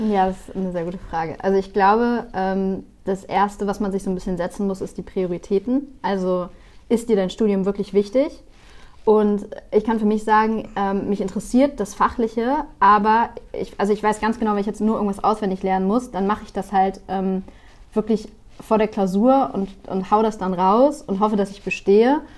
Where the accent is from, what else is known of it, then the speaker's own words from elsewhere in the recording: Bremen, Germany; ich komme aus Bremen, das heißt, wir haben immer NDR und ähm, Radio Bremen geschaut